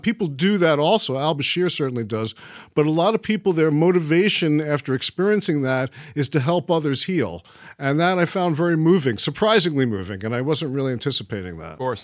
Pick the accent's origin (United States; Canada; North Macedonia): United States; New York City, New York; moved away; also born or lived in Florida; I stayed in Coney Island, Brighton Beach. I was in Trump Village yep. which was on the uh, like split the difference between Brighton Beach on the one side and Coney Island on the other. And that's pretty much where I grew up